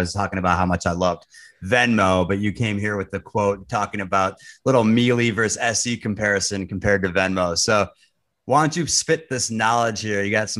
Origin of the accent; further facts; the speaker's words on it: Minnesota, United States; I grew up in Minnesota. So we both have the Midwestern roots.